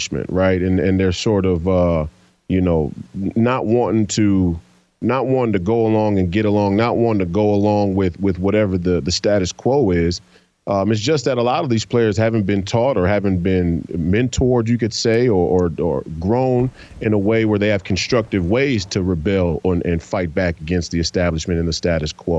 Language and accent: English; United States